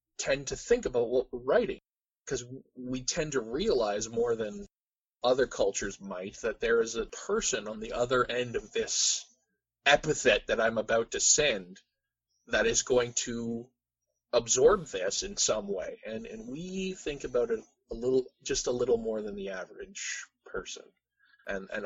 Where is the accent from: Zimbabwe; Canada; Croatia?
Canada; we as Canadians